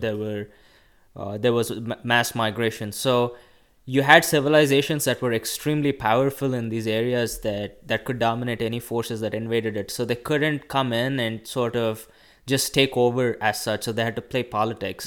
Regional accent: India; English is a second language; moved away as an adult; now in United States; I was born in India, raised in India until I was eighteen years

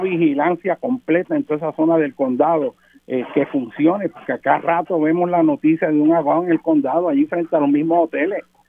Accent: Puerto Rico; nosotros como puertorriqueños

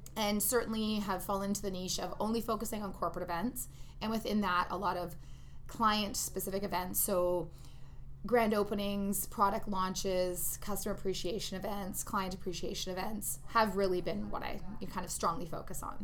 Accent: Ontario, Canada; moved away as an adult; also born or lived in Toronto / Vancouver; now in Edmonton, Canada; I'm originally from Ontario, so I worked out there in Toronto

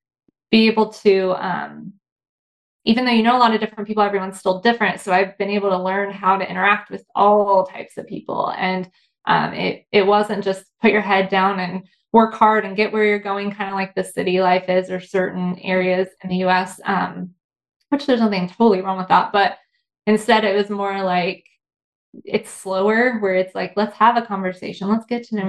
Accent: Indiana, United States; growing up in Indiana, it's not like the coolest place in the world.

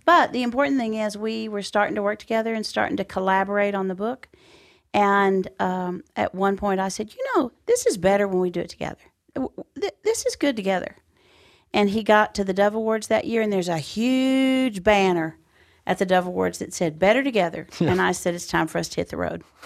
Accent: Texas, United States; we're in Texas and I'm home

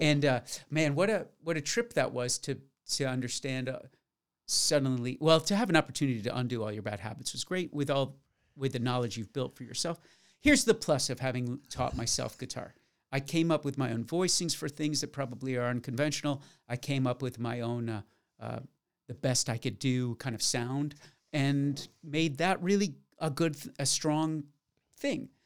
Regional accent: Florida, United States; my hometown of Florida

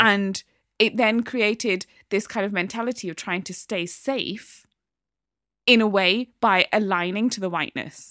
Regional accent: Newcastle upon Tyne, North East England, United Kingdom; also born or lived in Midlands; I'm a Geordie, you know, brought up

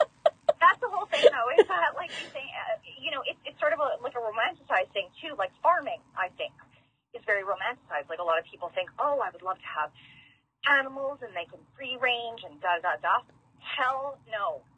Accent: Manitoba, Canada; I'm not saying that Manitoba is, you know, we're not homogenous.

